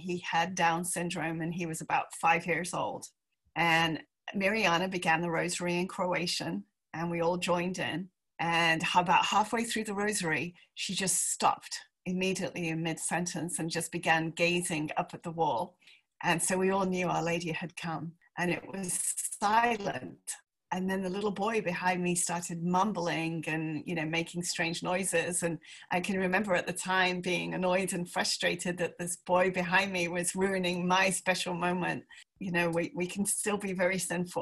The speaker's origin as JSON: {"language": "English", "region": "England", "country": "United Kingdom", "also_born_or_lived": "Palm Beach, United States", "moved": "as an adult", "said": "I am English"}